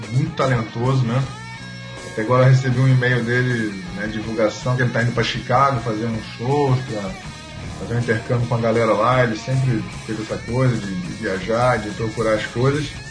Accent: Rio de Janeiro, Brazil; de nascença mesmo e de coração eu sou carioca

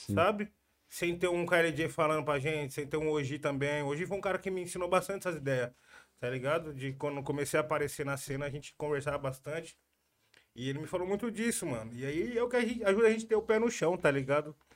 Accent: Jundiaí, São Paulo, Brazil; eu sou do Jundiaí

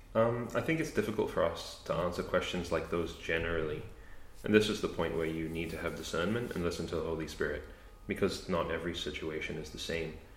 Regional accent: Australia; also born or lived in Canada; I grew up in Australia

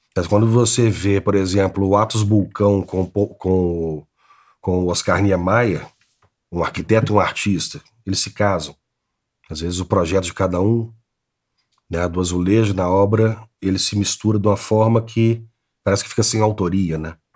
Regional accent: Belo Horizonte, Minas Gerais, Brazil; Eu nasci em Belo Horizonte, nascido e criado em Belo Horizonte.

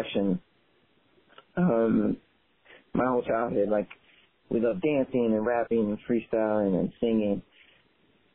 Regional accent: Tallahassee, Florida, United States; growing up in Tallahassee, Florida, definitely felt like home completely

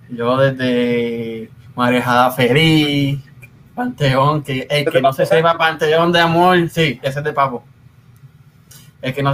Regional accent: Puerto Rico; Y es que nosotros como puertorriqueños, ¿verdad?

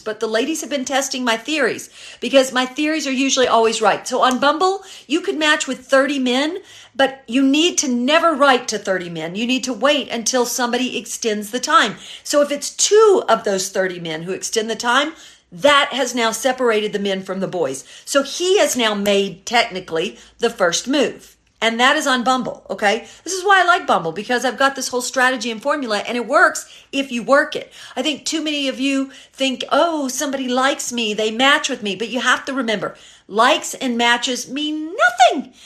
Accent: Memphis, Tennessee, United States; now in Los Angeles, United States; originally I'm from Memphis, Tennessee. Uh, all my family is still there, but I've been living in Los Angeles since nineteen eighty-nine

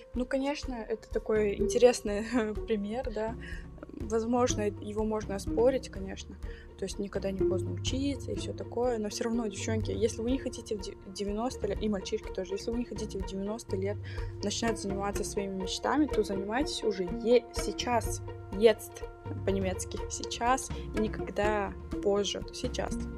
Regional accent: Kazakhstan; moved away; я из Казахстана, я из другой культуры, и у нас так принято

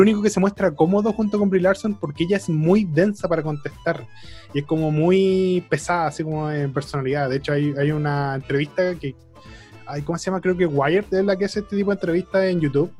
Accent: Chile; como chilenos, no identificamos nuestro propio acento porque somos chilenos

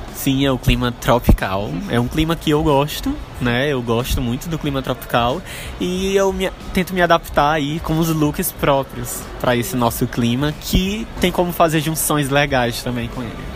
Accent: interior of Maranhão, Brazil; now in São Luís, Brazil; eu sou natural do interior do Maranhão

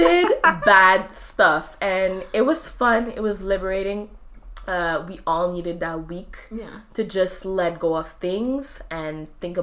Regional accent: Quebec, Canada; accent: Quebecer; my Quebecer accent

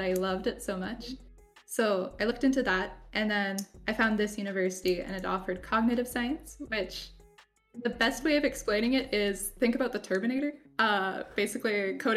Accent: Canada; I'm Canadian

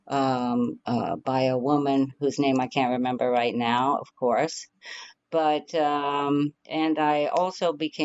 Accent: Midwest, United States; grew up in the Midwest and didn't like school very much.

